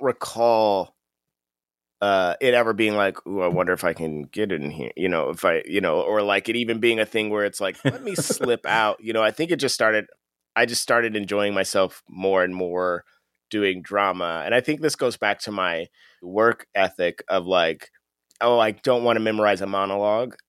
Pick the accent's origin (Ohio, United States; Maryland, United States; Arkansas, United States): Ohio, United States; Akron; I'm from Akron, which is the northeast area